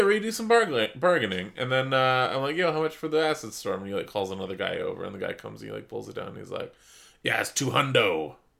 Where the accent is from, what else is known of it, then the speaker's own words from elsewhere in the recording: Canada; We're Canadian.